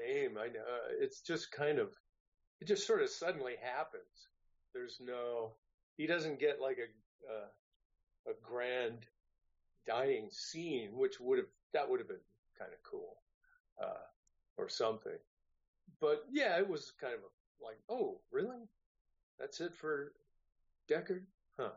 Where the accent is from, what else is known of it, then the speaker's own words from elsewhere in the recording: San Francisco Bay Area, California, United States; moved away as an adult; also born or lived in Santa Barbara; I'm originally from the San Francisco Bay Area